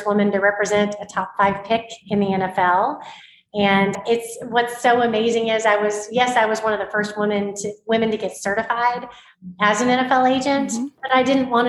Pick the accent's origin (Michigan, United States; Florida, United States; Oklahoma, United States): Oklahoma, United States; I grew up in Oklahoma, born and raised a football fan